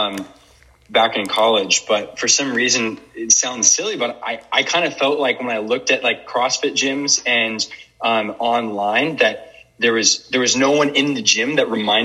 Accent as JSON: {"language": "English", "town": "Portland", "region": "Oregon", "country": "United States", "tie": "born or raised there", "moved": "as an adult", "lives_now": "Spokane, United States", "said": "I'm not from Spokane, actually from Portland, Oregon originally. Grew up there"}